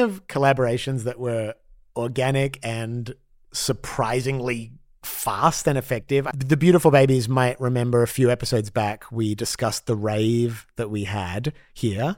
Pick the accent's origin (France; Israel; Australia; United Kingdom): Australia; growing up as an Australian Jew in the eighties